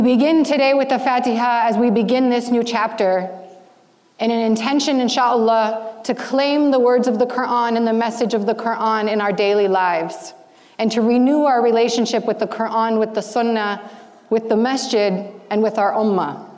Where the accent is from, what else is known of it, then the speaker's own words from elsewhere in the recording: United States; growing up as an American Muslim teenager